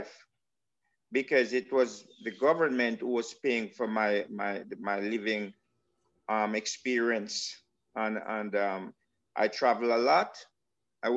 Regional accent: Saint Andrew, Jamaica; moved away; also born or lived in Kingston, Jamaica; where I was born in, yes, in Kingston, but I grew up in St. Andrew.

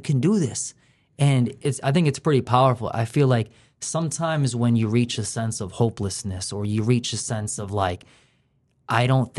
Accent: Chicago, Illinois, United States; now in Lawrence, United States; I'm from Chicago, Illinois. I'm in Lawrence, Massachusetts.

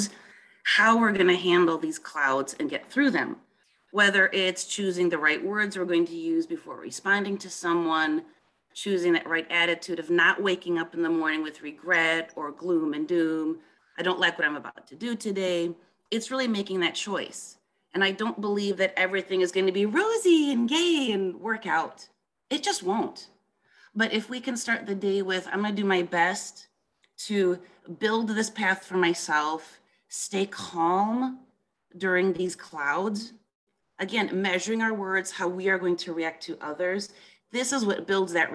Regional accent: Milwaukee, Wisconsin, United States; moved away as an adult; now in France; I was born in Milwaukee, Wisconsin.

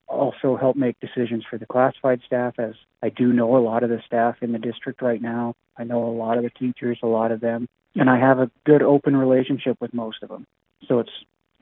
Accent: Havre, Montana, United States; I've been born and raised in Havre, been here all my life

